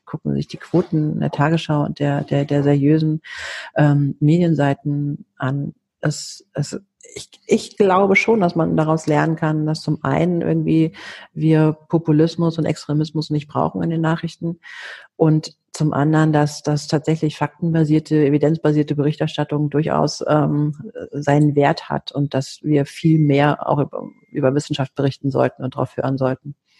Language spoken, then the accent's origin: German; Athens, Attica, Greece; now in Germany; wir sind beide griechisch. Ich bin auch in Athen geboren.